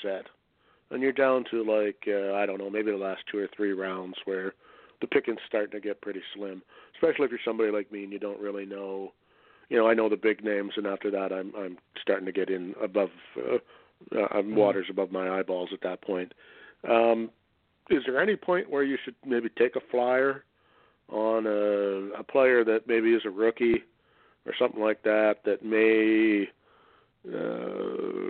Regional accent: Canada; I'm a Canadian.

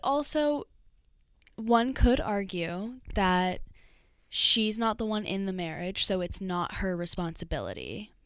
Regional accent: Austin, Texas, United States; I'm from Austin

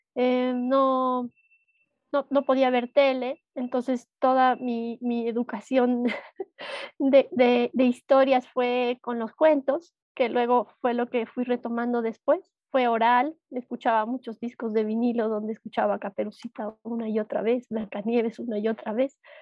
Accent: Cochabamba, Bolivia; soy de Bolivia, soy de Cochabamba

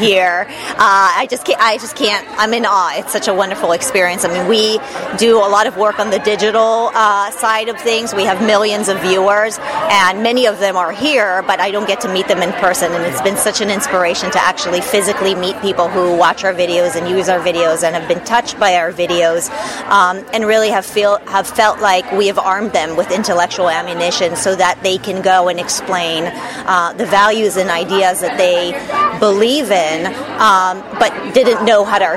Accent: Los Angeles, California, United States; also born or lived in Israel; I'm an American. I was born in the United States in Los Angeles, California. I lived in Israel for a few years

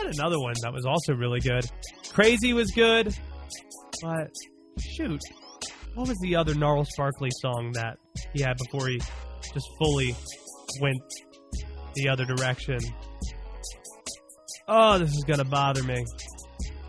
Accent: Baltimore, Maryland, United States; the city I was born in Baltimore

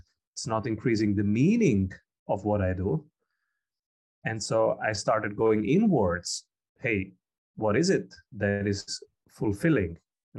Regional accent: Rome, Lazio, Italy; English is a second language; also born or lived in Calabria / Austria; I was born in Italy, in Rome, and my father is from South Italy, Calabria. And I was living in Calabria and in Rome and in Austria, because my mother is Austrian, for most of my young life.

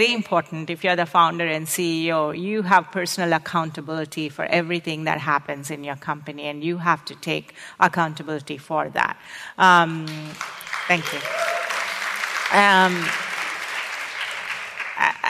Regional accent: India; moved away as an adult; also born or lived in Arizona, United States / New York, United States; now in United States; I came from India.

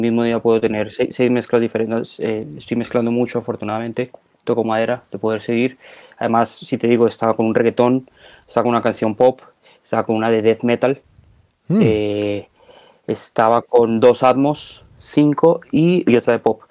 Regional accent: Colombia; moved away as an adult; now in Spain; yo nací en Colombia, eh, he vivido ya 25 años en España

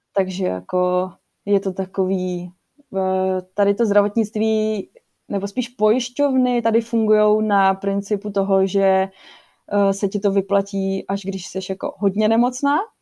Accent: Czechia; also born or lived in South Holland, Netherlands; now in Rotterdam area, Netherlands; jsem Češka a že jsem tady

